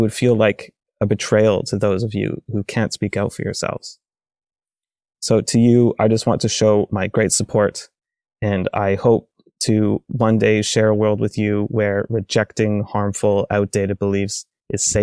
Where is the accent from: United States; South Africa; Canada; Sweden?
Canada; I'm an atheist from Canada.